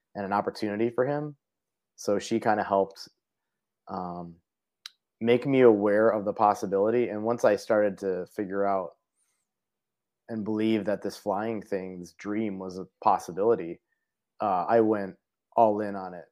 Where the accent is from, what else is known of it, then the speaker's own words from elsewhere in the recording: Parma, Ohio, United States; moved away as an adult; now in Minnesota, United States; I grew up in Cleveland, Ohio, uh, in Parma